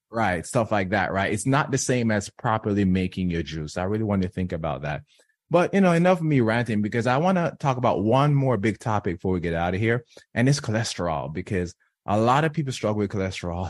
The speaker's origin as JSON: {"language": "English", "country": "Jamaica", "tie": "born or raised there", "said": "I'm from, born and raised in Jamaica"}